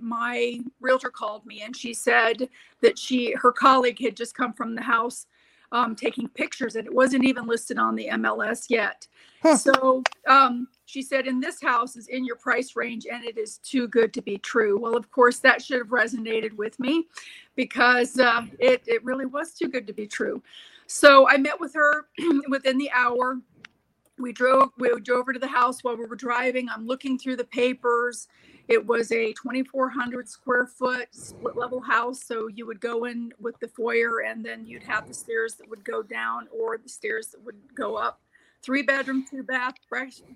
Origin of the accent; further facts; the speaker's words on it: Florida, United States; I grew up in Florida